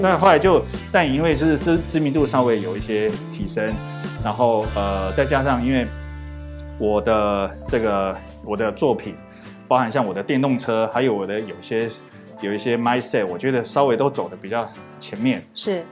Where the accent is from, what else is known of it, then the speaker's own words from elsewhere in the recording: Taiwan; 以我第一个身为台湾人